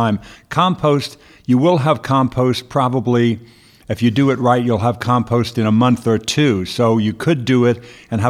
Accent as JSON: {"language": "English", "town": "Merrick", "region": "New York", "country": "United States", "tie": "born or raised there", "accent": "New York", "moved": "yes", "lives_now": "California, United States", "said": "I grew up in Merrick, Long Island. I went to grade school in Merrick."}